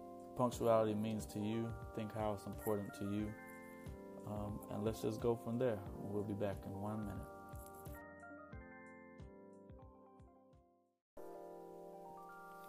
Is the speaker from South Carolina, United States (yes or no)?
yes; Lancaster, South Carolina, United States; I'm from Lancaster, South Carolina. Grew up in a small town.